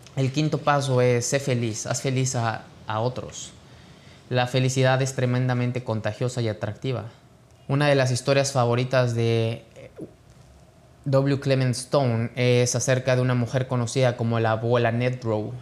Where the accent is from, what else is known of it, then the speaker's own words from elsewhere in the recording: Mexico; mexicano, emprendedor y empresario